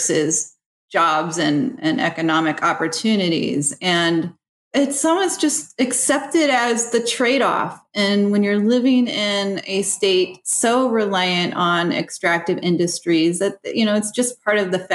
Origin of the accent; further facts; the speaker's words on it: Ohio, United States; now in West Virginia, United States; My background was I grew up in Ohio